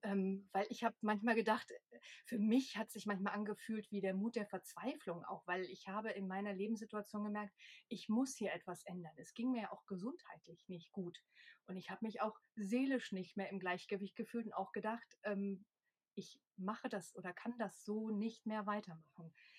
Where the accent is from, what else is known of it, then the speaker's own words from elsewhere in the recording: Cologne, North Rhine-Westphalia, Germany; moved away as an adult; now in Leipzig, Germany; gebürtige Kölnerin